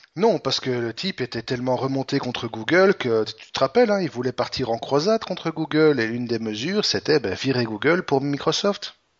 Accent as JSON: {"language": "French", "country": "Belgium", "said": "chez nous, en Belgique"}